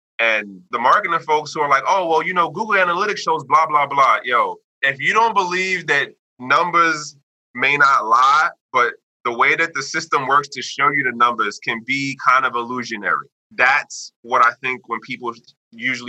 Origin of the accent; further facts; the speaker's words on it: United States; me being the American person, me being the Westerner